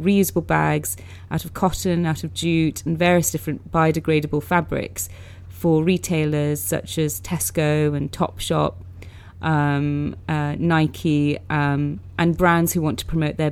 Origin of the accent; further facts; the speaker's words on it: London, United Kingdom; I grew up in Northwest London